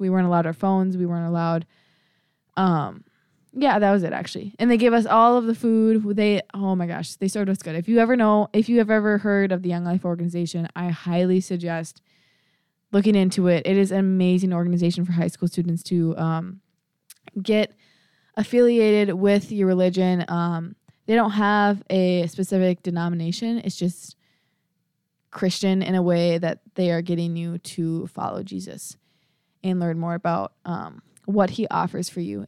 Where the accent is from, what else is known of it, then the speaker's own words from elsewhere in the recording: Prior Lake, Minnesota, United States; moved away; I'm from Priory Lake, Minnesota